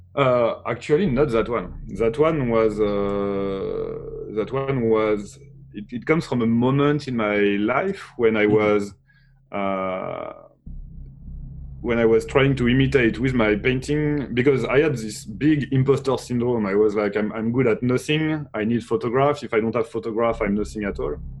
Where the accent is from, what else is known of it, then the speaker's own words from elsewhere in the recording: Brittany, France; I was born from um, uh, in in Brittany, which is a part of France